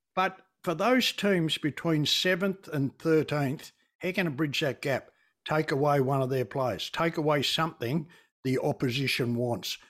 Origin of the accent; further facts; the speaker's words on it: Tasmania, Australia; moved away; when I grew up in Tassie